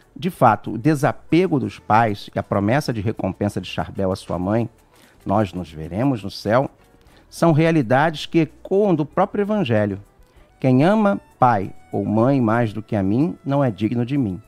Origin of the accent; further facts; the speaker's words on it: Niterói, Rio de Janeiro, Brazil; eu sou lá de Niterói, aqui, lá, não sei, sou de Niterói